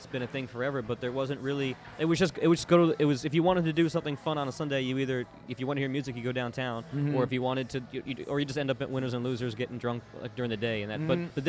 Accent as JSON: {"language": "English", "town": "Orlando", "region": "Florida", "country": "United States", "tie": "born or raised there", "said": "I grew up in Orlando."}